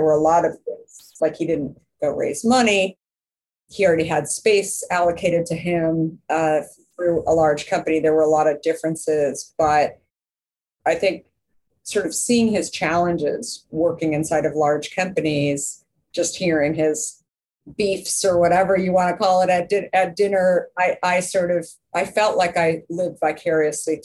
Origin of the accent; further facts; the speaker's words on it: Scottsdale, Arizona, United States; also born or lived in Minneapolis, Minnesota; And so I was 2 and a half and moved to Arizona. To Scottsdale, Arizona